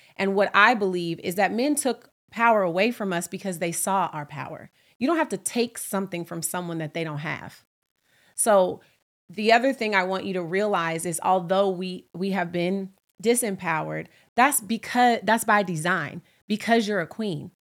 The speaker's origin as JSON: {"language": "English", "town": "Oakland", "region": "California", "country": "United States", "moved": "yes", "lives_now": "New York City, United States", "said": "I'm from Oakland, California, and I, I live in New York City"}